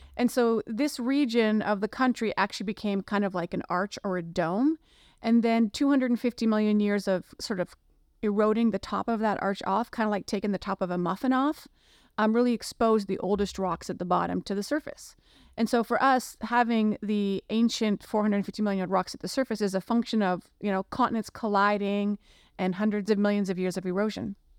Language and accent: English; Canada; now in Cincinnati, United States; being Canadian